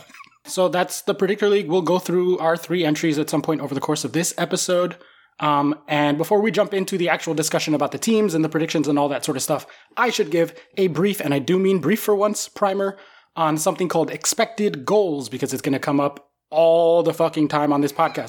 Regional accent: United States; I'm an American

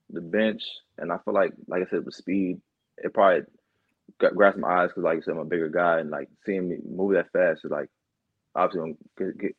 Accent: Newport News, Virginia, United States; Uh, I'm from uh, Newport News, Virginia. Okay. About yeah, about 45 minutes from Virginia Beach, around that area.

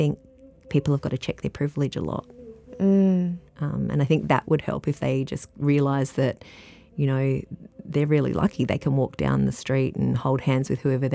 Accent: Adelaide, South Australia, Australia; moved away as an adult; also born or lived in Melbourne, Australia; now in Latrobe Valley, Australia; I grew up in Adelaide

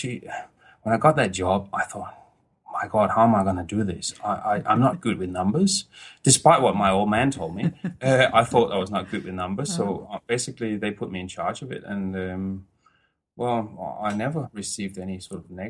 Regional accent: Elsinore, Capital Region of Denmark, Denmark; I was born in Denmark, and I grew up the majority part of my early days, teenage years in Denmark, in a little town called Elsinore

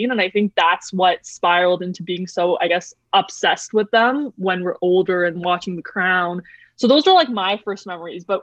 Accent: Canada; I think obviously being Canadian has an aspect to do with it, just the fact that we are part of the mon- uh, the Commonwealth.

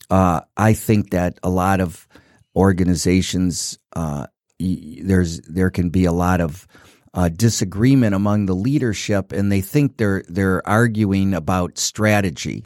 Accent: Detroit, Michigan, United States; I grew up in Detroit

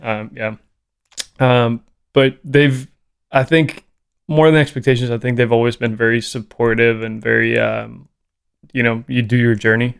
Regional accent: Costa Rica; English is a second language; moved away as an adult; now in United States; growing up in Costa Rica, you get super exposed, exposed to reggae

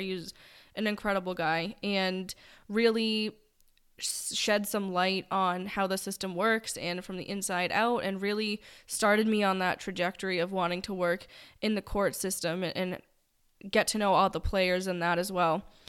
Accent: New England, United States; you will be able to learn very quickly that we are from New England because I will say wicked

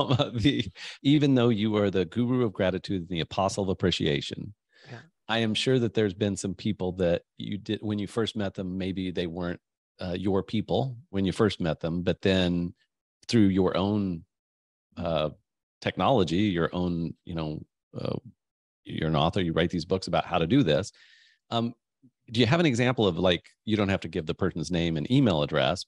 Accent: United States; I'm from the States

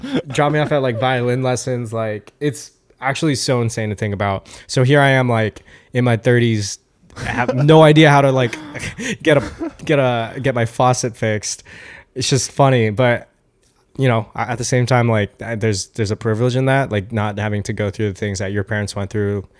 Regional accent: New York, United States; I'm from New York

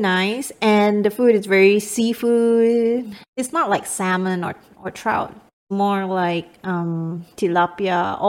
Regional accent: Miri, Sarawak, Malaysia; moved away; my hometown is on the Borneo Island side, which is called Miri, and that's also by the beach because it's an island.

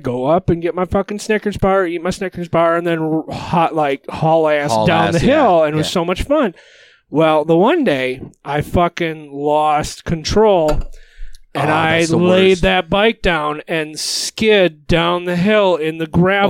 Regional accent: Michigan, United States; We're from Michigan.

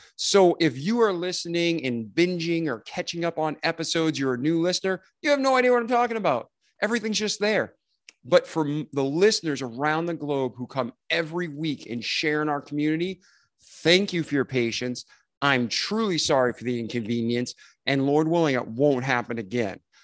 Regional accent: Milford, Massachusetts, United States; moved away; I'm from Milford, Mass originally

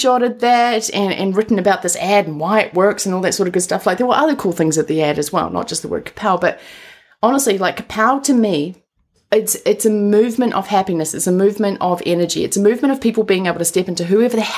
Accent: New Zealand; moved away; also born or lived in Colorado; I'm from New Zealand

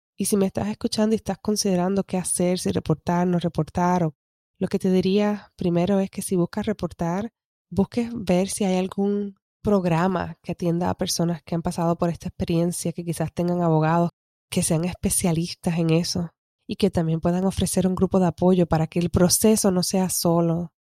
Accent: Puerto Rico; como decimos en Puerto Rico, estoqueado que es stuck

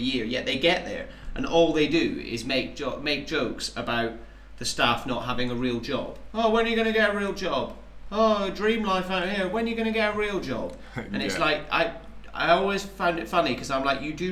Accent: Highlands of Scotland, United Kingdom; moved away as an adult; growing up in the Highlands of Scotland

